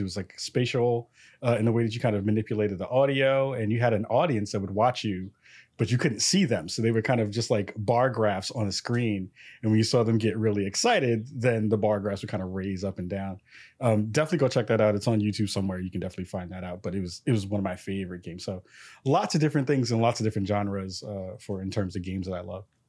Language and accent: English; New York City, New York, United States; now in Portland, United States; I'm from the Bronx, New York. I'm out in Portland, Oregon